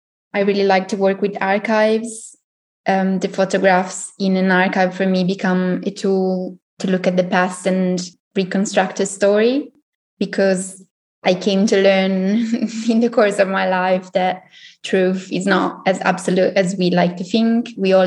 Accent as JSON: {"language": "English", "country": "Italy", "lives_now": "Berlin, Germany", "said": "So I'm originally from Italy. I have a background in sociology and communication. I studied in Milan and then I moved to Berlin and did something completely different."}